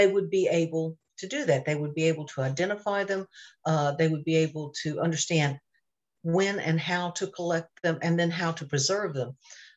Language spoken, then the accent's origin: English; North Carolina, United States; I grew up in North Carolina, in a very rural part of North Carolina